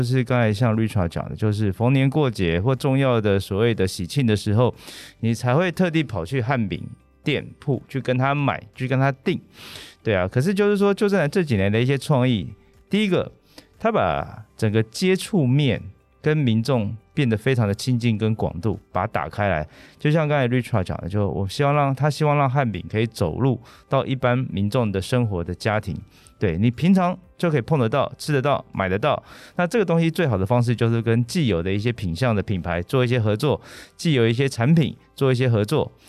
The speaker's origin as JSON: {"language": "Chinese", "town": "Banqiao", "region": "New Taipei", "country": "Taiwan", "said": "像我自己是板桥人，嗯哼。所以我从小都吃板桥长兴豆沙饼"}